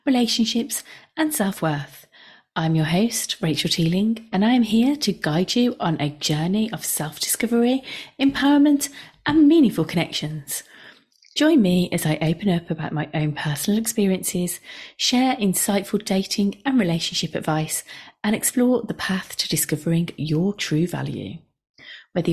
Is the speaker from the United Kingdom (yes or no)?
yes; the Midlands, England, United Kingdom; accent: Midlands; I live in the Midlands, if you hadn't already guessed by my accent